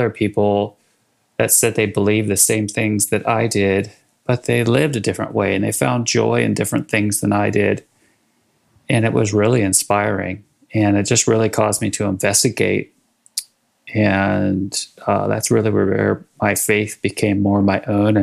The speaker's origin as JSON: {"language": "English", "town": "Sacramento", "region": "California", "country": "United States", "tie": "born or raised there", "also_born_or_lived": "Washington, D.C.", "moved": "as an adult", "lives_now": "Bentonville, United States", "said": "I grew up in Northern California in Sacramento"}